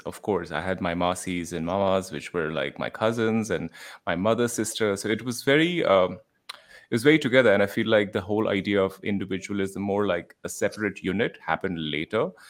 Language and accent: English; New Delhi, Delhi, India; moved away as an adult; also born or lived in United States; now in Bali, Indonesia; me growing up in New Delhi most of my life